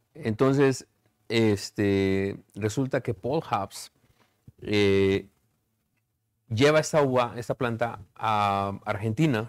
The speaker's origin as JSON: {"language": "Spanish", "town": "Ticumán", "region": "Morelos", "country": "Mexico", "tie": "born or raised there", "moved": "yes", "lives_now": "Chicago, United States", "said": "el amor que yo tengo por mi pueblo"}